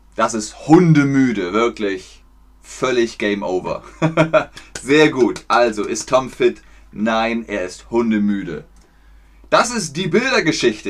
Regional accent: Germany; ich komme aus Deutschland.

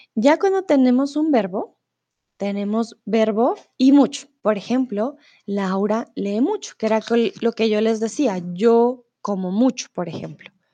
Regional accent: Bogotá, Colombia; now in Mexico; soy de Colombia, de Bogotá, pero ah, ahora estoy en México

